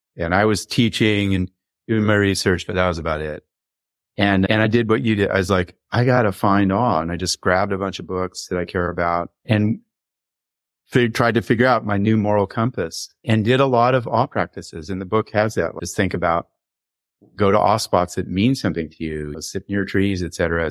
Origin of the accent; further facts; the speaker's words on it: Los Angeles, California, United States; I grew up in the late sixties in Laurel Canyon